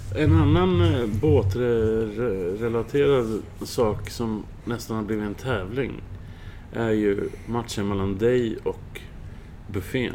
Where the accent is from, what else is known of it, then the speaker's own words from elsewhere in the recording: Södertälje, Stockholm County, Sweden; now in Tranås, Sweden; i Södertälje där jag växte upp